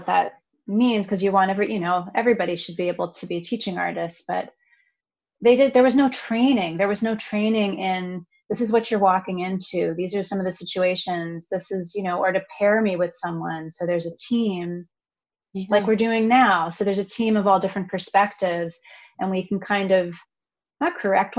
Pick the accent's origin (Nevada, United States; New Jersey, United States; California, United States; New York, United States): New York, United States; Long Island; I'm a whatever 30-something woman from, I grew up on Long Island